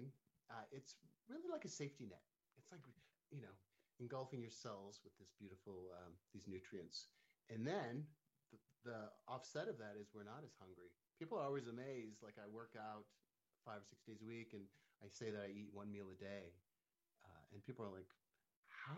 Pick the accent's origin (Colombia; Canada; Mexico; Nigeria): Canada; now in Palm Springs, United States; I'm from Canada originally